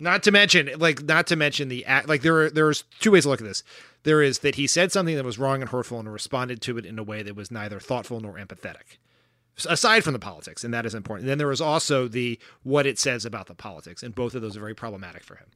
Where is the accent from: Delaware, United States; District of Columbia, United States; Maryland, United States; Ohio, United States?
Delaware, United States; I am from Delaware. As we've said on this pod many times, Joe Biden has been my senator or my vice president nearly my entire life